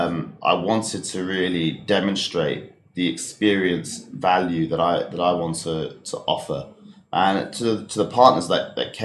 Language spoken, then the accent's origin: English; Slough, South East England, United Kingdom; I grew up in Slough, in Berkshire, just out of West London.